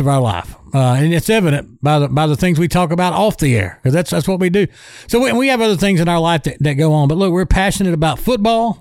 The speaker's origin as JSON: {"language": "English", "town": "Mobile", "region": "Alabama", "country": "United States", "tie": "born or raised there", "also_born_or_lived": "Clark County, Alabama", "said": "I grew up around the Mobile area."}